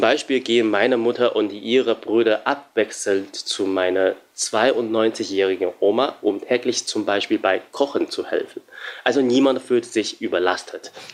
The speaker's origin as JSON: {"language": "German", "region": "Shanghai", "country": "China", "tie": "born or raised there", "moved": "yes", "lives_now": "Germany", "said": "ich bin 9000 Kilometer entfernt von meiner Heimat Shanghai"}